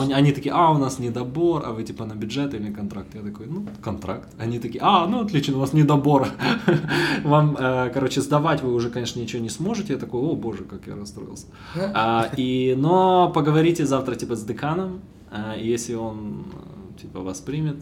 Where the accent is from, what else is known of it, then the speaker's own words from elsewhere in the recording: Bila Tserkva, Kyiv Oblast, Ukraine; moved away; я из Белой Церкви, из-под Киева